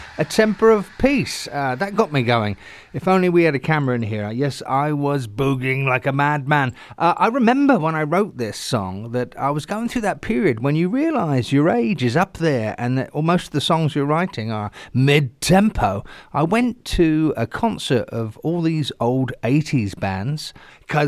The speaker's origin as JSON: {"language": "English", "town": "Southampton", "region": "South East England", "country": "United Kingdom", "tie": "born or raised there", "said": "my hometown, a place called Northam in Southampton"}